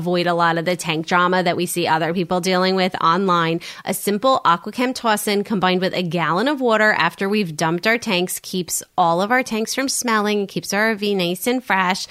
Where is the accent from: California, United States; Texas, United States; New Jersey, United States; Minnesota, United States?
New Jersey, United States; Jersey Shore; growing up on the Jersey Shore